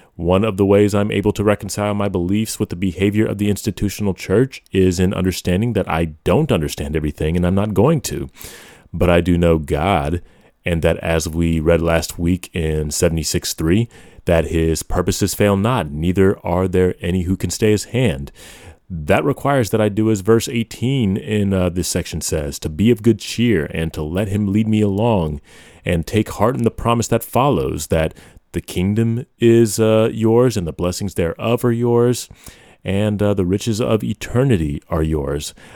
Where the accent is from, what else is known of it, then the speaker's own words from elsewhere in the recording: United States; I am an American